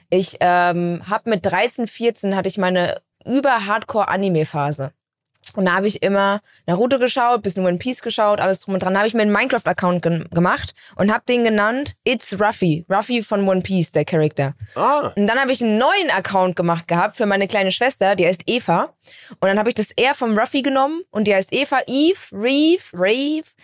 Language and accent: German; Bavaria, Germany; Ich komme ja aus Bayern aber war ich noch nicht.